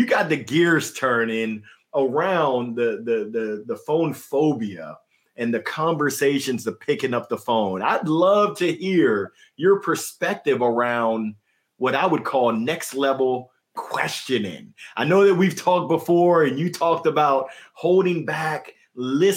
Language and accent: English; the South, United States; accent: Southern; that's my Southern accent coming out